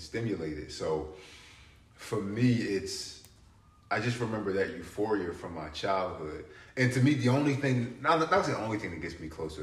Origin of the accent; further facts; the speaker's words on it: Philadelphia, Pennsylvania, United States; moved away as an adult; also born or lived in Poland; I grew up in Philly